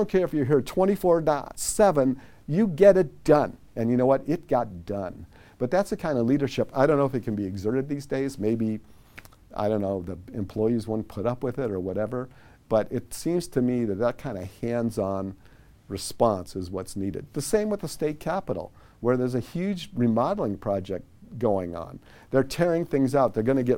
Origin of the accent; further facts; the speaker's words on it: Chicago, Illinois, United States; moved away as an adult; now in Sacramento, United States; I grew up in Chicago under Mayor Richard J. Daley the first.